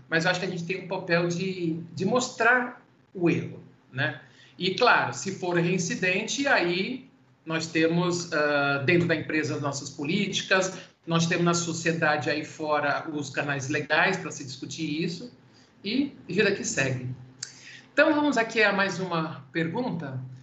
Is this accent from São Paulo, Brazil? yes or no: yes; Santos, São Paulo, Brazil; sou de Santos